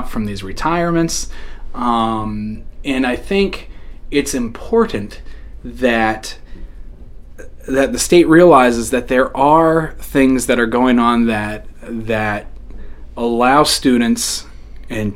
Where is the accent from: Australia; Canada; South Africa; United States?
United States; Fairfield, Maine; I grew up in a small little town called Fairfield Center. And I went to Lawrence High School.